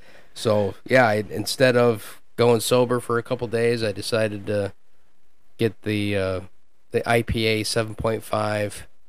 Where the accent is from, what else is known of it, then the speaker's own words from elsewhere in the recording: Bay City, Michigan, United States; I'm from Bay City.